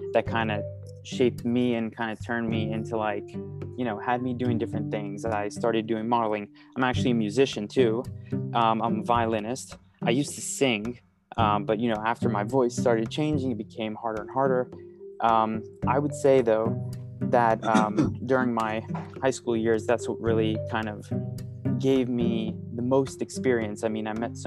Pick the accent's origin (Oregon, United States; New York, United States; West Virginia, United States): New York, United States; New York City; I grew up in New York, born and raised in Manhattan, straight in the middle of the city